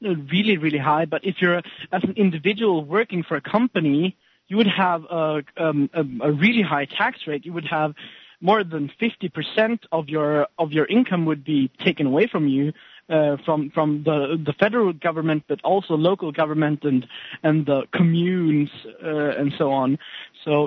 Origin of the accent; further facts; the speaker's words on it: Sweden; now in California, United States; I'm from Sweden myself